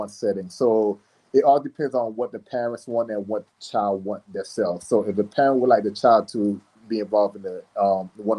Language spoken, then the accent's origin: English; South Florida, United States; also born or lived in Miami, Florida / Orlando, Florida / Tampa, Florida; now in Jacksonville, United States; I'm originally from South Florida